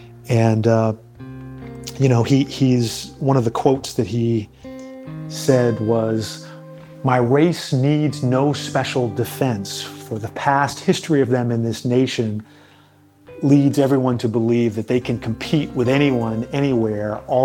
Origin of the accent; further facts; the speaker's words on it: outside of Boston, Massachusetts, United States; now in Charleston, United States; I grew up outside of Boston, and I got a very New England-centric view of history